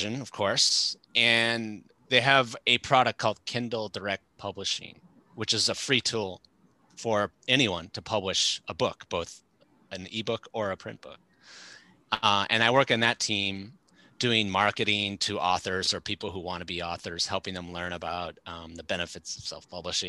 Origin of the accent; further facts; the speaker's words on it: Chicago, Illinois, United States; moved away as an adult; also born or lived in Tokyo, Japan; based in my hometown of Chicago.